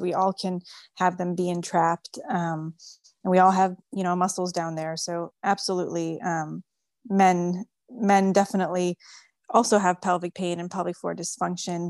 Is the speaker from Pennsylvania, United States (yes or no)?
no; New York City, New York, United States; first language French; English is a second language; moved away as an adult; now in Houston, United States; I was born and raised in New York City